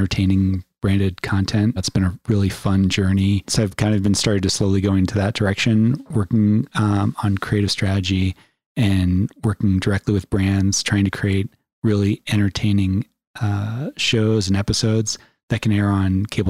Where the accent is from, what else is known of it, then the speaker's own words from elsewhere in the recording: Philadelphia, Pennsylvania, United States; moved away as an adult; also born or lived in New York / Long Island; now in Colorado, United States; I grew up in Philadelphia, and it was a really great place to grow